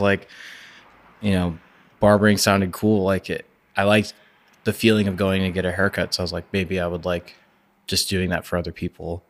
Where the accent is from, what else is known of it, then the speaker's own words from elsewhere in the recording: Orlando, Florida, United States; I grew up in East Orlando